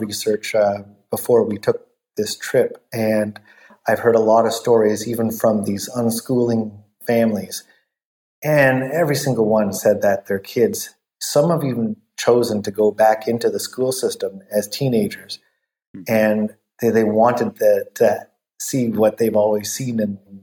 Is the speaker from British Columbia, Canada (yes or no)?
yes; Vancouver, British Columbia, Canada; moved away; my hometown